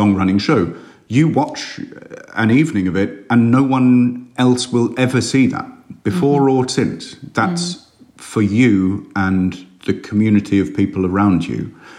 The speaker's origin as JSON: {"language": "English", "country": "United Kingdom", "said": "I'm British. We're very cheap."}